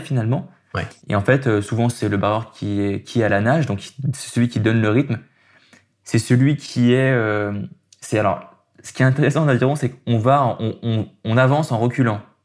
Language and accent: French; Aix-les-Bains, Auvergne-Rhône-Alpes, France; moved away as an adult; now in Lyon, France; je suis né à Aix-les-Bains, dans un petit village en Savoie